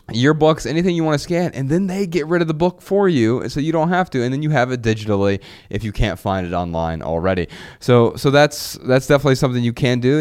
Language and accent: English; Dayton, Ohio, United States; moved away; Dayton, Ohio last month, on a quick break from tour, I felt revived by waves of nostalgia as I maneuvered through my hometown.